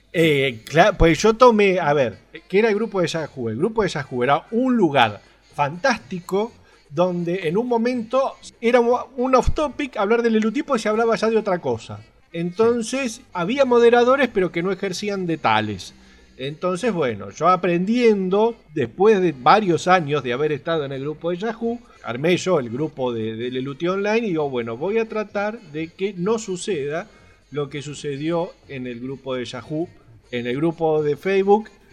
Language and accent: Spanish; Argentina; Soy, soy de Argentina